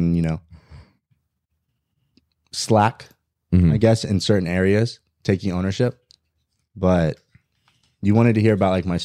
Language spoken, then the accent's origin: English; Lafayette, Indiana, United States; moved away; I grew up in Indiana, Lafayette, Indiana